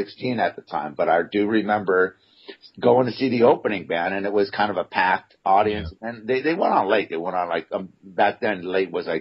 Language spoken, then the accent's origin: English; Huntington Beach, California, United States; I grew up in Orange County in Huntington Beach, which is about an hour south of L.A.